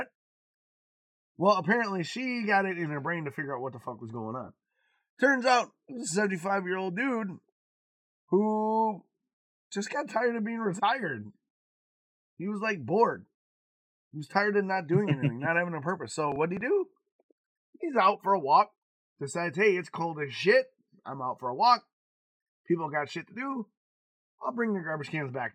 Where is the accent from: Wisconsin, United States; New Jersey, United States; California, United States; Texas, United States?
Wisconsin, United States; moved away; I come from Wisconsin